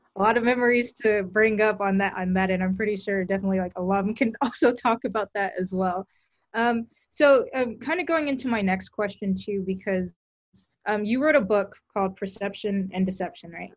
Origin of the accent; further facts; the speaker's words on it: Texas, United States; I'm coming from Texas